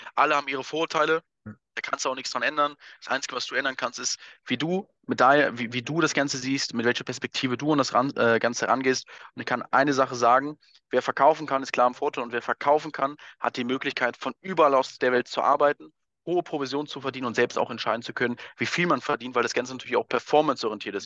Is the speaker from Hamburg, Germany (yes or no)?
no; Wuppertal, North Rhine-Westphalia, Germany; moved away as an adult; now in Vienna, Austria; ich komme ja ursprünglich aus Wuppertal, aus Deutschland, wohne jetzt ja seit fünf Jahren auch in Wien